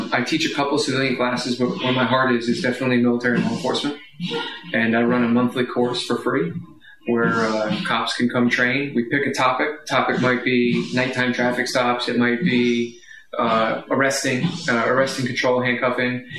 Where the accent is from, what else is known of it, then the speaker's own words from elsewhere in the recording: Sussex County, New Jersey, United States; moved away as an adult; also born or lived in Washington, D.C.; I came from Sussex County, New Jersey. There was no crime. And then I went to Washington, D.C.